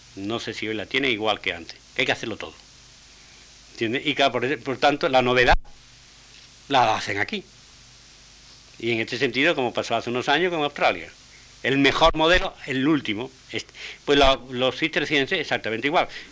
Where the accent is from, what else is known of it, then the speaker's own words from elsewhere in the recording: Spain; como tales españoles